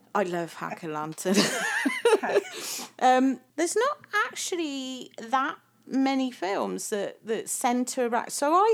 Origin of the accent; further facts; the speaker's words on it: United States; My own kids used to go out and trick or treat, but that wasn't a thing when I was a kid. You know, I was from America.